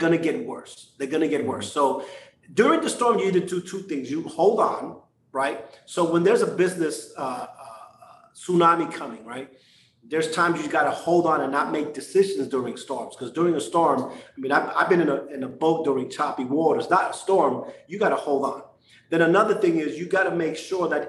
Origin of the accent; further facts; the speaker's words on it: New York City, New York, United States; growing up in New York, a Puerto Rican